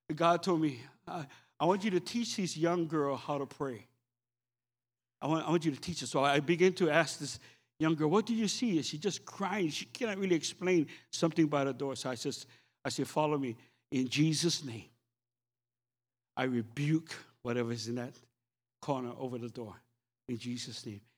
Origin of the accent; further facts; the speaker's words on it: Oahu, Hawaii, United States; I'm, I'm from Oahu